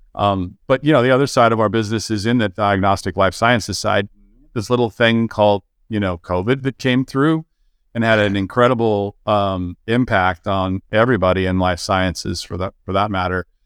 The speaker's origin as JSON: {"language": "English", "region": "California", "country": "United States", "tie": "born or raised there", "said": "I was born and raised in California"}